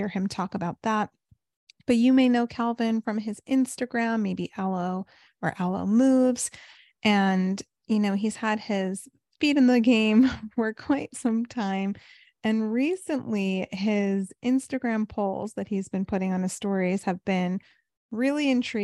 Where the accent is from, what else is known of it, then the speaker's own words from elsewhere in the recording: New York, United States; also born or lived in California / South Florida; now in Chicago, United States; I'm originally from New York